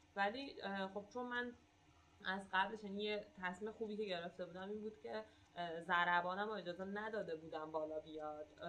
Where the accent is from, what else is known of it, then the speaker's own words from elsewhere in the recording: Iran; من گفتم ایرانیم